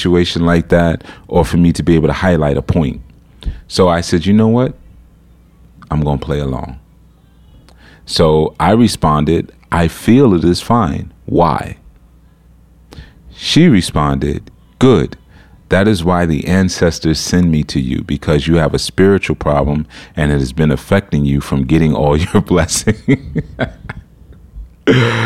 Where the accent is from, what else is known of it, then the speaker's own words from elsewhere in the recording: New York City, New York, United States; Not only am I coming from America, I'm coming from New York City